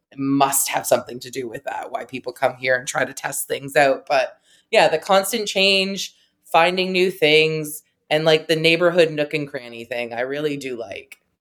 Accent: Talbotville, Ontario, Canada; moved away as an adult; also born or lived in St. Thomas, Ontario; now in London, Canada; I am from Talbotville, Ontario, which is very close to Saint Thomas, where I went to school

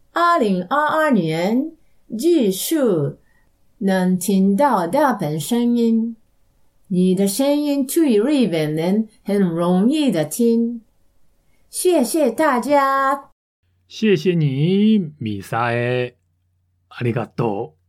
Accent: Russia; Chinese is a second language; 我来自俄罗斯

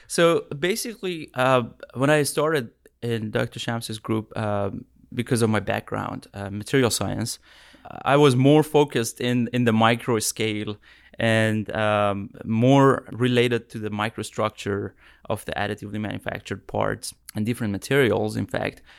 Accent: Tehran, Tehran Province, Iran; moved away as an adult; now in United States; I'm from Iran. Uh, I came to U S twenty seventeen for my P H D

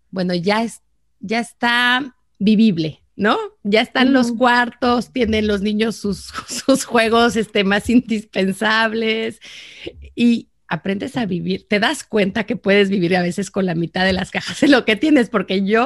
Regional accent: Mexico; now in Saint Paul, United States; mexicana, y de luna de miel José Luis y yo volamos directo a Minnesota.

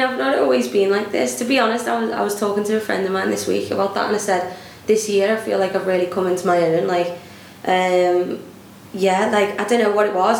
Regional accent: Liverpool, North West England, United Kingdom; accent: Scouse; I obviously grew up in Liverpool.

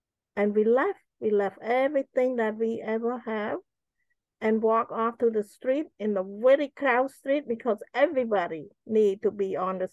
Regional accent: Cambodia; moved away as an adult; now in United States; I grew up in Cambodia.

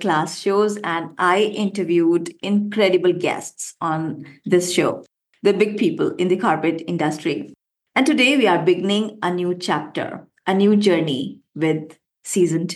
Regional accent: India; I love to call myself an Indian woman with wings. Why? Because first, I come from India

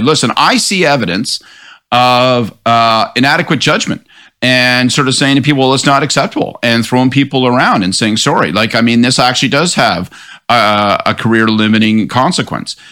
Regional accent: Prince Edward–Hastings, Ontario, Canada; So, personally, I grew up in Prince Edward Hastings

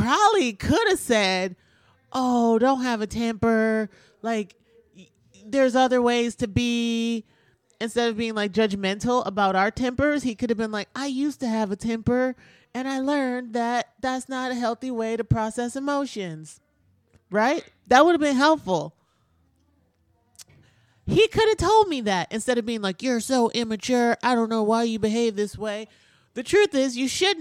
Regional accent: Milwaukee, Wisconsin, United States; I'm from Milwaukee, and I'm from the 80s and 90s

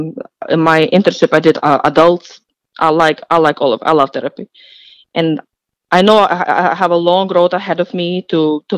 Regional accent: Ukraine; moved away as an adult; now in United States; I was born in Ukraine

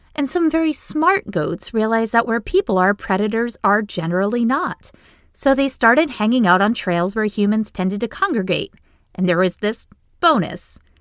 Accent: Maine, United States; now in Boston, United States; I grew up in a tiny town in Maine

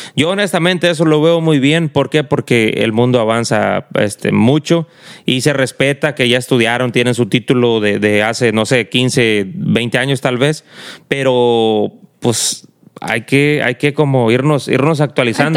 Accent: Mexico; donde yo estudio, allá en México, eh, pues en el, en el rancho de donde yo soy

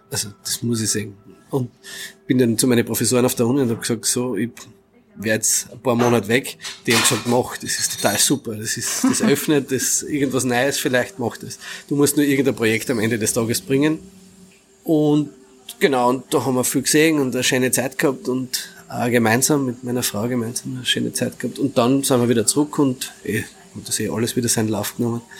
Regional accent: Carinthia, Austria; das dann quasi bei uns daheim in Kärnten wieder am Anfang nur quasi in, als Zeichnung oder Malerei und dann immer mehr auf Kinderzimmerwände und im Keller

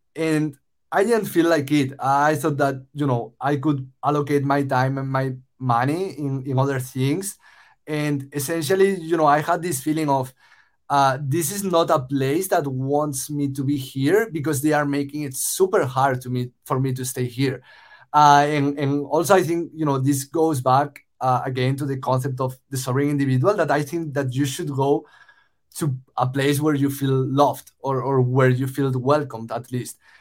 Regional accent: Spain; moved away as an adult; also born or lived in Los Angeles, United States; I moved from Spain, uh, where I'm originally from, uh, to the US to study at USC

